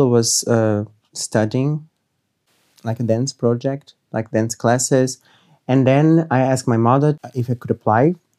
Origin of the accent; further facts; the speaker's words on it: Rio de Janeiro, Brazil; moved away as an adult; now in Munich, Germany; I'm from Brazil, Rio de Janeiro.